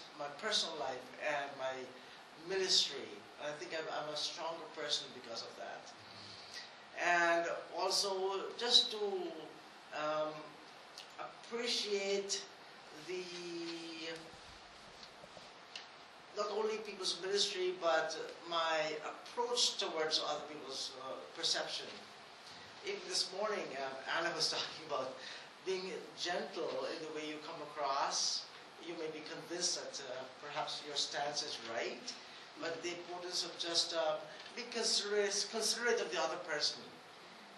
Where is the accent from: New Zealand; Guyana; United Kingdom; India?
Guyana; I am from Guyana, the same country as Dr. Mariah